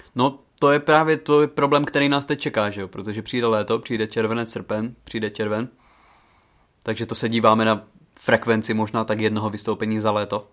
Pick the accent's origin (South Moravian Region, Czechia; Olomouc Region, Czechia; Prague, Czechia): Olomouc Region, Czechia; Přerov; U nás v Přerově